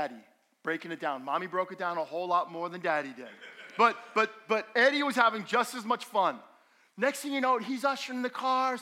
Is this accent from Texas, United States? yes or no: no; Allendale, New Jersey, United States; I grew up in Allendale, and we had almost 2 acres